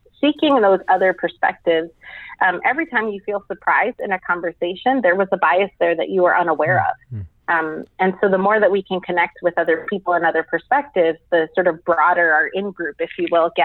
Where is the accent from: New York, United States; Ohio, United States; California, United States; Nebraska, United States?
New York, United States; I'm a first generation American. I'm a New Yorker